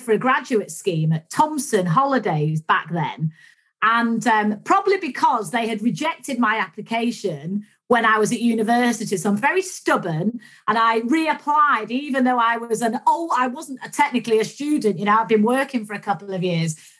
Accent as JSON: {"language": "English", "town": "Manchester", "region": "North West England", "country": "United Kingdom", "tie": "born or raised there", "said": "when I was a kid growing up in Manchester"}